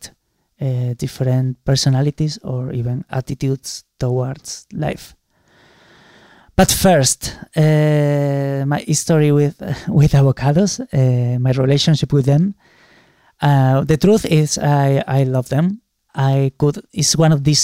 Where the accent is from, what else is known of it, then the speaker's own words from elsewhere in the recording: Málaga, Andalusia, Spain; Málaga, my hometown